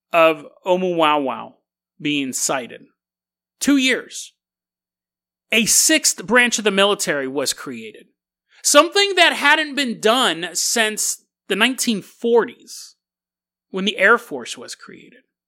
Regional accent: United States; as an American

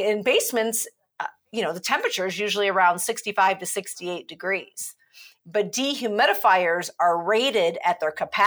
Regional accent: Midwest, United States; now in Madison, United States; I remember growing up in the Midwest

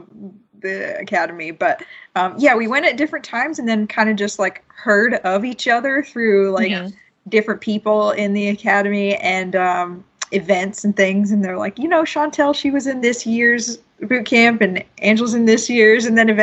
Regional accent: Georgia, United States; now in Seattle, United States; We're both from Georgia.

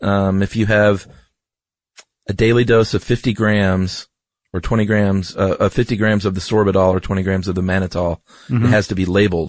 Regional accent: Georgia, United States; I'm from Georgia.

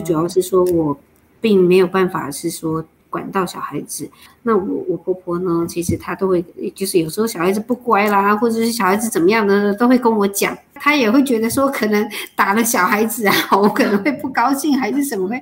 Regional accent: Lishan, Taichung, Taiwan; moved away; also born or lived in Taipei; 骊山是我的故乡，我的娘家哈哦。然后，对，那我爸爸的之前就已经在骊山种茶，那我们也是第一个在骊山种茶的原住民嘛

